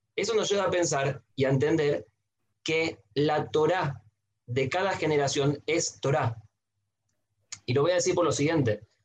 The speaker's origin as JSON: {"language": "Spanish", "town": "Santiago", "region": "Santiago Metropolitan Region", "country": "Chile", "tie": "born or raised there", "also_born_or_lived": "Buenos Aires, Argentina", "moved": "as an adult", "said": "nací en Chile, en Santiago, de una familia mazortí"}